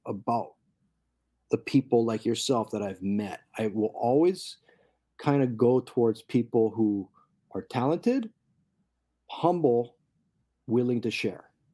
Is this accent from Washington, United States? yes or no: no; Kailua, Hawaii, United States; growing up in Kailua and riding Shorebreak